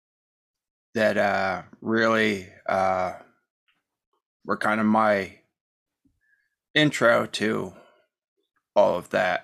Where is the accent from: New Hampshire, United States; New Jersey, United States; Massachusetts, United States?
New Jersey, United States; also born or lived in Hoboken, New Jersey / Lambertville, New Jersey / Rochester, New York; I'm originally from New Jersey. Was born in Hoboken, and I moved to Lambertville in the 80s, and that's where I've pretty much resided.